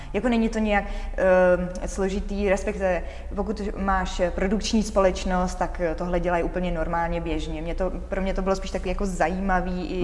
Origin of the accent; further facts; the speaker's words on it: Czechia; když se mě někdo zeptá, odkud si, já řeknu z České republiky